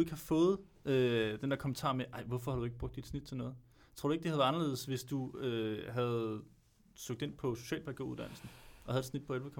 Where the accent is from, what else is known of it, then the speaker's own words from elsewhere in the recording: Albertslund, Capital Region of Denmark, Denmark; Jeg er fra Alberslund.